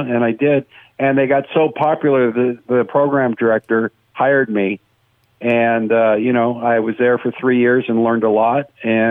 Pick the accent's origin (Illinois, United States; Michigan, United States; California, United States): California, United States; West Covina; also born or lived in San Fernando Valley, Los Angeles; I grew up in West Covina, which is a suburb of L.A., and I went to Mount San Antonio College